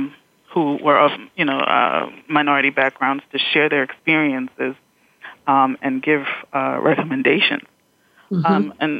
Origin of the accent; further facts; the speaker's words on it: New York, United States; I'm from New York, mm-hmm. and our governor has, you know, commissioned task forces